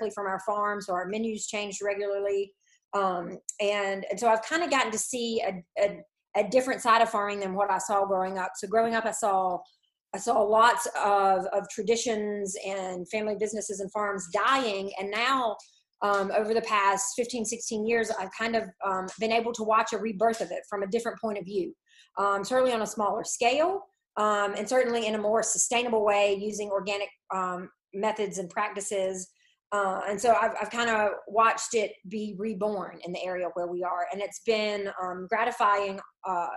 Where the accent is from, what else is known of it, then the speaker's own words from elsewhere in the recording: Franklin County, Eastern North Carolina, United States; I'm originally from Eastern North Carolina, Franklin County, which is a rural farming county